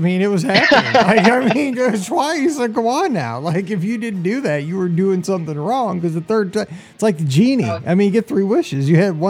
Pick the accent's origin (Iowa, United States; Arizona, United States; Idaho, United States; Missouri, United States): Missouri, United States; we're from Missouri.